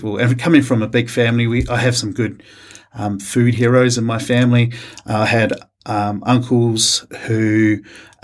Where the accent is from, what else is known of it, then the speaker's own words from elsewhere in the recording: Rotorua, Bay of Plenty, New Zealand; moved away as an adult; also born or lived in Melbourne, Australia; now in Canberra, Australia; born and raised in New Zealand, in Rotorua